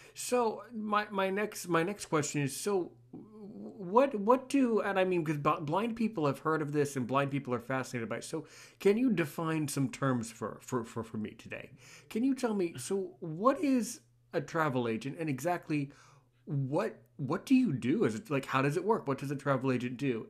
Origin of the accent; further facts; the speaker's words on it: United States; I'm American